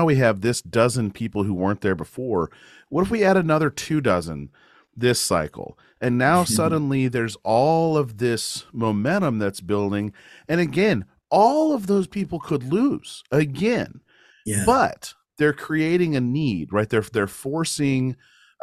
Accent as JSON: {"language": "English", "region": "Missouri", "country": "United States", "tie": "born or raised there", "said": "I grew up in Missouri, and I used to go to district band in Mexico"}